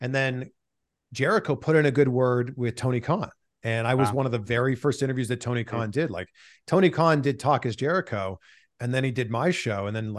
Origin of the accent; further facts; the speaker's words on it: Canada; I mean, I'm from Canada. The Mountie's just a pure baby face to me.